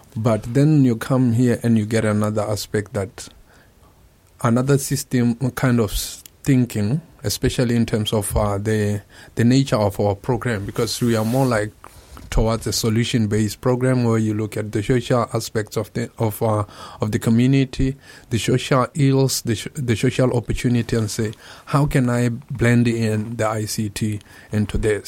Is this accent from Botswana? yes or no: yes; Botswana; English is a second language; moved away as an adult; now in Japan; I am from Botswana, uh, an M2 student at Kobe Institute of Computing